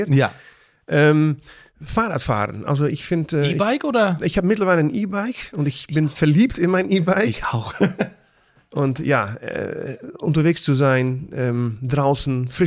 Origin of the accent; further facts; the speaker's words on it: Netherlands; Heißt bei uns in Holland Boerenkohl.